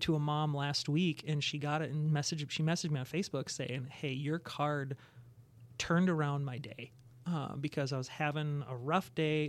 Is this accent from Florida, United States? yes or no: no; Plymouth, Minnesota, United States; I grew up in the Twin Cities. Uh, Twin Cities is on the west side, Plymouth Boy